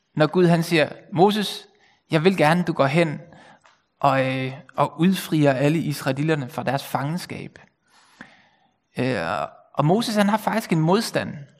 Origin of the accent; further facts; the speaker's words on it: Bornholm, Capital Region of Denmark, Denmark; moved away as an adult; also born or lived in Copenhagen; now in North Zealand, Denmark; så jeg kommer selv fra Bornholm og har boet her i 20 år.